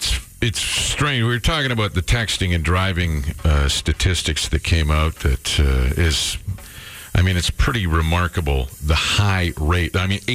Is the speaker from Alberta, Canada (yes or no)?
yes; St. Albert, Alberta, Canada; I'm from St. Albert.